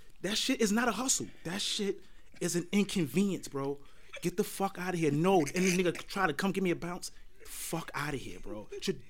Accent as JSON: {"language": "English", "town": "New York City", "region": "New York", "country": "United States", "also_born_or_lived": "The Bronx", "said": "I'm from Brooklyn."}